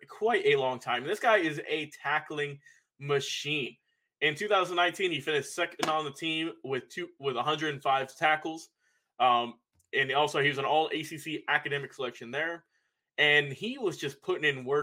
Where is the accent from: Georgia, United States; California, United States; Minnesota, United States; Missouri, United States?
Georgia, United States; Douglasville; I'm from Douglasville.